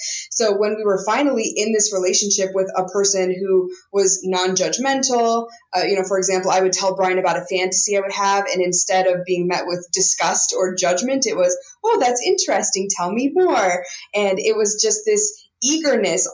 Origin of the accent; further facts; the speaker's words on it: Montana, United States; I grew up in Montana and was not exposed to any of that kind of stuff